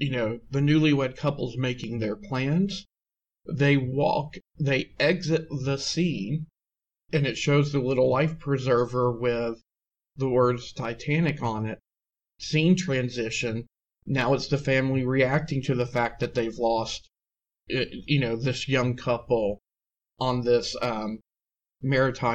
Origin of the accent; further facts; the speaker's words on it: United States; as a Canadian and an American